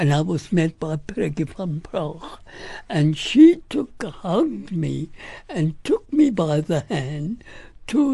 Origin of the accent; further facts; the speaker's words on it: South Africa; being an South African and me from South Africa